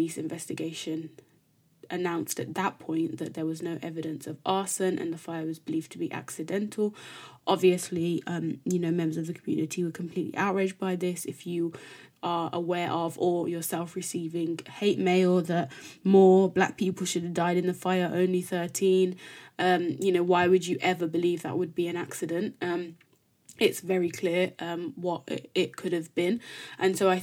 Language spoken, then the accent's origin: English; Birmingham, West Midlands, United Kingdom; me growing up in Birmingham